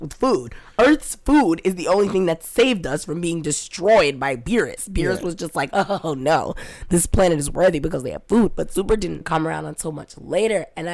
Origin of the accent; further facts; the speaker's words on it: New York, United States; I'm a New Yorker